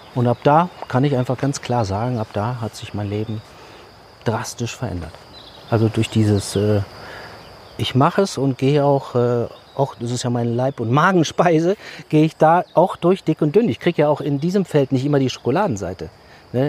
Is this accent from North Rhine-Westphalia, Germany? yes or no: yes; Düsseldorf, North Rhine-Westphalia, Germany; Bin in der Großstadt groß geworden und äh, ja, bei uns auf der Straße wuchs kein einziger Baum